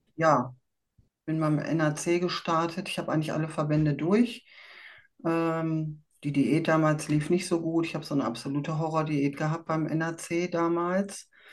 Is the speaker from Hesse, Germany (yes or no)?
no; Dortmund, North Rhine-Westphalia, Germany; Ich komme aus Dortmund